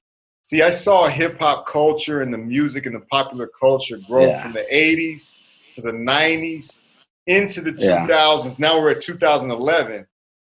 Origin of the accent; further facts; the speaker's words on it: United States; I had the American mother, the African father, born and raised in the United States, had never been to Europe, had never been to Africa.